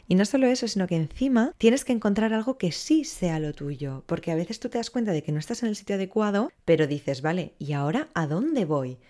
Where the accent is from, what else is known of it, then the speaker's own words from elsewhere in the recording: Barcelona, Catalonia, Spain; soy de Barcelona, tengo 26 años